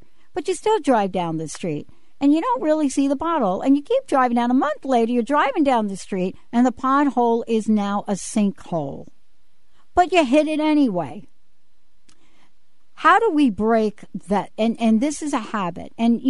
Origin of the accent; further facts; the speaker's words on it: New York, United States; I'm from New York.